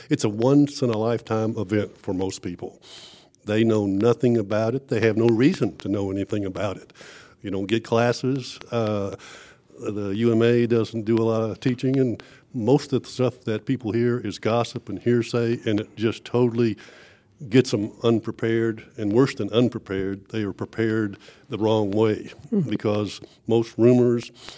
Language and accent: English; Texas, United States; We're from Texas